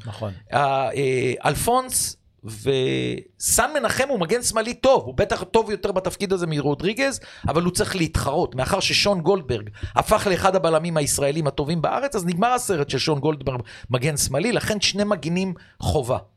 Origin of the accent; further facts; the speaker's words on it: Israel; אני כאורח מישראל